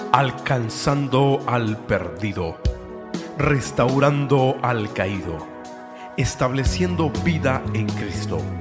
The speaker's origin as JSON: {"language": "Spanish", "region": "Durango", "country": "Mexico", "tie": "born or raised there", "moved": "yes", "lives_now": "Dallas, United States", "said": "Yo soy nacido en, en Durango, México"}